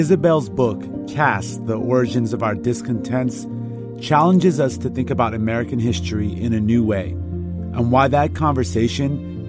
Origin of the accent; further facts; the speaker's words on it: Iran; now in United States; both Rhonda and I are from immigrant families from the Middle East. I'm from Iran.